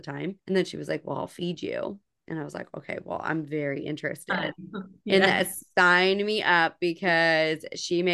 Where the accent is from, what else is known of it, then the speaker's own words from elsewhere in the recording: New Jersey, United States; now in the deep South, United States; I grew up in New Jersey. I live in the deep South now